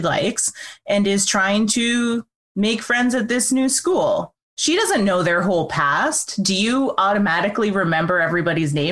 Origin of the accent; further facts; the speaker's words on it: Canada; We've said we're Canadian.